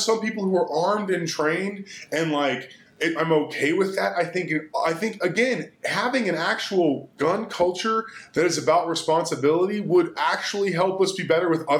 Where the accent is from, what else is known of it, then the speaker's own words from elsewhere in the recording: Texas, United States; as a Texan